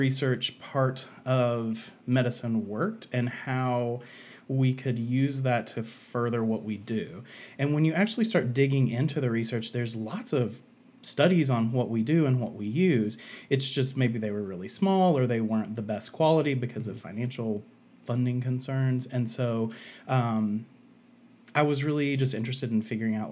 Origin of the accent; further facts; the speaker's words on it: Asheville, North Carolina, United States; I'm from Asheville, North Carolina.